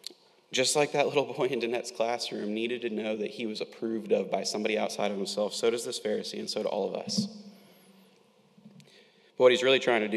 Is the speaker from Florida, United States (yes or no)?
yes; Winter Haven, Florida, United States; growing up in Polk County in Winter Haven, plenty of us are familiar with orange groves